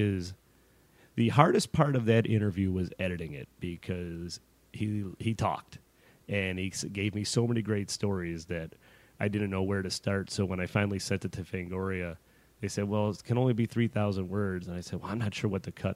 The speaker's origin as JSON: {"language": "English", "town": "Chicago", "region": "Illinois", "country": "United States", "moved": "yes", "said": "I'm from Chicago originally"}